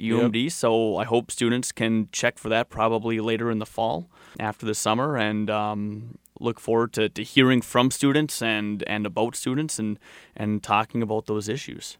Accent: Duluth, Minnesota, United States; I grew up in Duluth

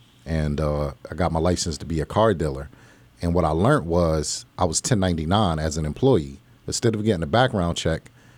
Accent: Plainfield, New Jersey, United States; now in Allentown, United States; Pretty much, I'm from Plainfield, New Jersey, Linden, New Jersey. I moved to Allentown in 1996. And I've been out here ever since.

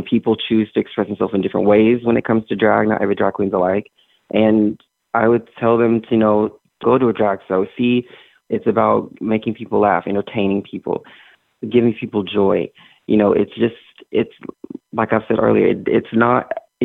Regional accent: Arkansas, United States; I'm from Arkansas because it's who I am. It's where I grew up

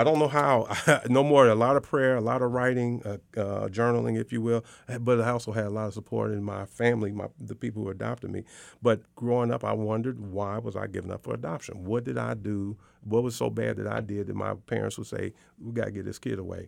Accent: Chicago, Illinois, United States; moved away as an adult; also born or lived in Iowa; now in Arkansas, United States; I grew up in the South Side of Chicago

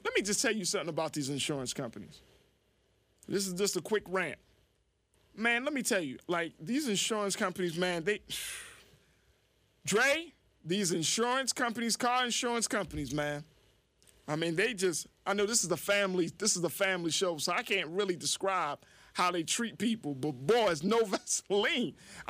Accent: Baltimore, Maryland, United States; It's like you go to other parts of the state, you're like, I'm from Baltimore City.

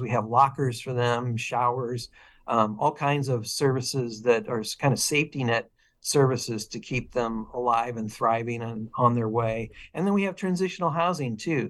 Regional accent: Illinois, United States; also born or lived in Portland, Oregon; now in Eugene, United States; I grew up in Illinois

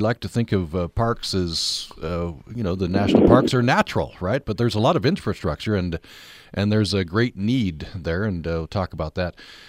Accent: Vernal, Utah, United States; I was growing up in Vernal.

